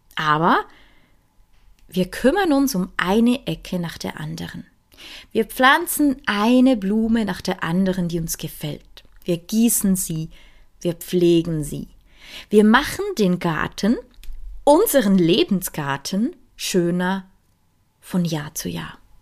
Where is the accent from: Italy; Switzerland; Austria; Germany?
Switzerland; bei uns in der Schweiz